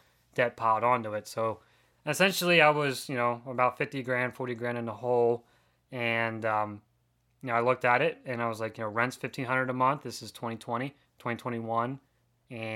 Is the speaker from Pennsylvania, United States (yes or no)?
yes; Pennsylvania, United States; I grew up in Pennsylvania